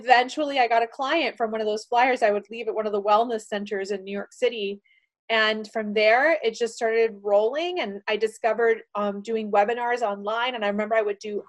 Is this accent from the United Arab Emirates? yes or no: no; Panama; I was born in Panama, the country of Panama, and I was not so fortunate to be growing up in the country when we ended up getting a dictator